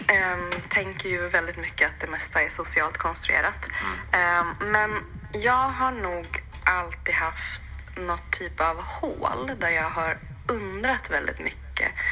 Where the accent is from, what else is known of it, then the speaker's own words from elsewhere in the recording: Jämtland, Sweden; also born or lived in Sri Lanka; jag är född eh, på Sri Lanka, mm. men uppvuxen i Jämtland.